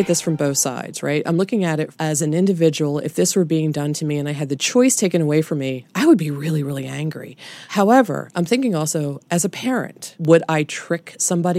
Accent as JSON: {"language": "English", "country": "United States", "said": "as an American"}